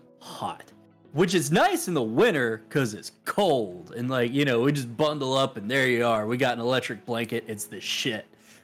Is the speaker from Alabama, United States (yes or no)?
yes; Alabama, United States; also born or lived in Mississippi; my hometown now, if it went back to the way it was, I would not recognize it anymore.